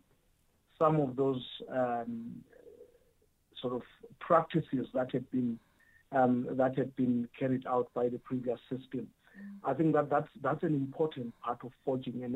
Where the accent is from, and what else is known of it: South Africa